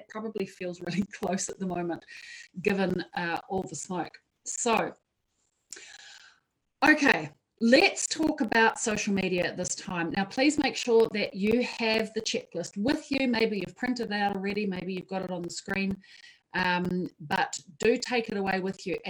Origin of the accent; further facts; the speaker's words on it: Wellington, New Zealand; I've just arrived back in Wellington, my hometown, which I love and adore.